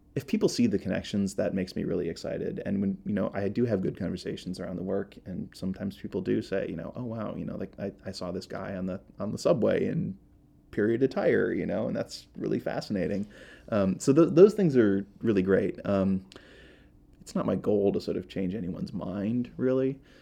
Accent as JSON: {"language": "English", "region": "Iowa", "country": "United States", "tie": "born or raised there", "also_born_or_lived": "Minnesota", "moved": "yes", "said": "I'm originally from Iowa. I grew up in Iowa and Minnesota."}